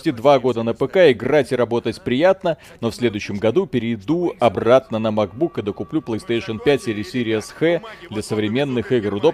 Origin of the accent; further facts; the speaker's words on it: Israel; Я помню сообщения из Израиля, сам оттуда